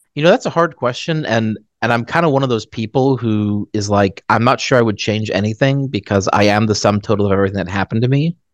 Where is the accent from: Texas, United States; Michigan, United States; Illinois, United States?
Texas, United States; Dallas; also born or lived in Phoenix, Arizona / Colorado Springs, Colorado; we moved to Dallas. And I've basically been in Dallas since.